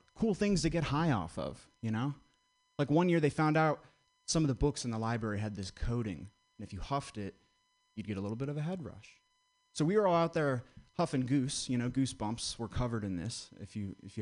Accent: Vermont, United States; I grew up in Vermont

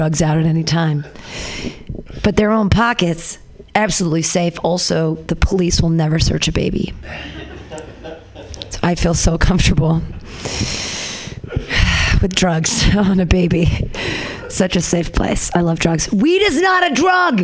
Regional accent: United States; as Americans

